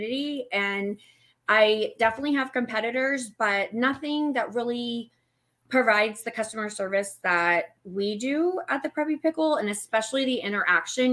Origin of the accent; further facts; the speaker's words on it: the South, United States; moved away as an adult; now in Erie, Pennsylvania, United States; I'm from the South. We have a saying, the bigger the hair bow, the closer to heaven